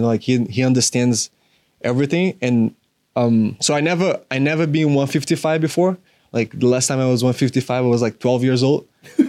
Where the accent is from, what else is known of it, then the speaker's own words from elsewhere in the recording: Florida, United States; that was right when I came from Florida. So I was like, that was a really big change.